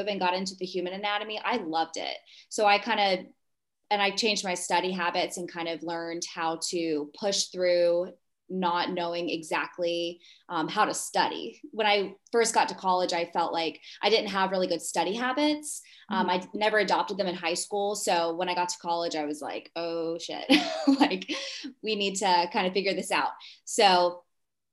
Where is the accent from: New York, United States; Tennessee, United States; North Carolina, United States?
North Carolina, United States; Charlotte; now in Raleigh, United States; I grew up in Charlotte, North Carolina